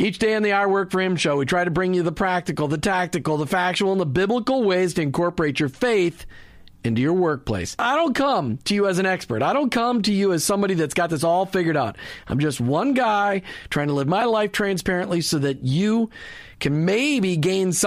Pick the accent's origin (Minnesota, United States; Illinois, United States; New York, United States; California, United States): Minnesota, United States; I grew up in Minnesota